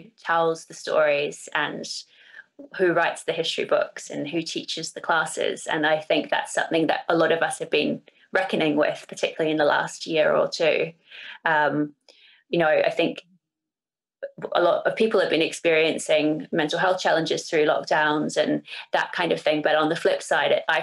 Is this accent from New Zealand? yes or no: yes; New Zealand; also born or lived in Singapore; now in United Kingdom; I'm from New Zealand, as you know, and my mother is Irish, so that's how I live here